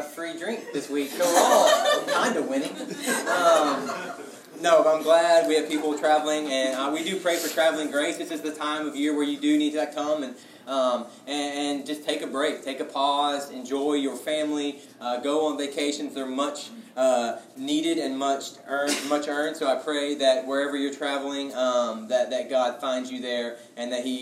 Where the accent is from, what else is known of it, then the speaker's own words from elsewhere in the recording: Texas, United States; being a Texan